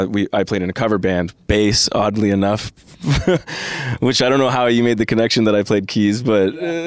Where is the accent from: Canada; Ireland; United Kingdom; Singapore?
Canada; Mississauga, Ontario; when I was younger, I grew up in Mississauga in Streetsville, nice little kind of punk rock music scene there.